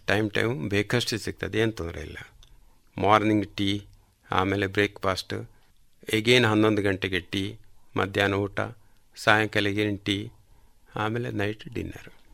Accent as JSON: {"language": "Kannada", "town": "Kalmadka", "region": "Karnataka", "country": "India", "tie": "born or raised there", "also_born_or_lived": "Puttur", "said": "ನನ್ನ ಹುಟ್ಟೂರು ಕಲ್ಮಡ್ಕ"}